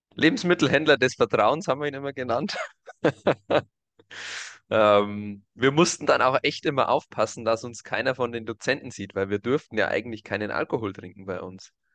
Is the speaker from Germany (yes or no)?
yes; Germany; bei uns in Deutschland